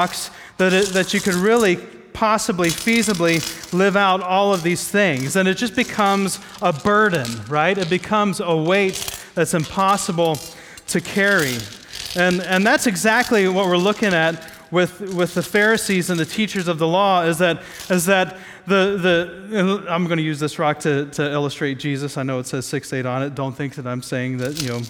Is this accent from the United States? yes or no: yes; Midwest, United States; I grew up in the Midwest